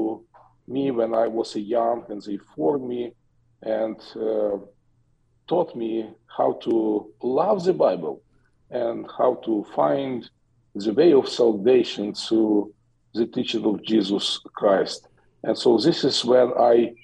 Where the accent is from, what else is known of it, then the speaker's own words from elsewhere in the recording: Western Ukraine, Ukraine; I was born in Ukraine, in western part of Ukraine, 52 years ago, when Ukraine was still a part of the Soviet Union, and I grew up